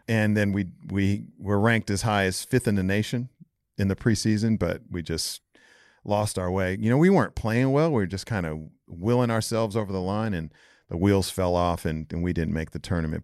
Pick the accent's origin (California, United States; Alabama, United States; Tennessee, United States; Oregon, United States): California, United States; moved away as an adult; also born or lived in Iowa; I was from California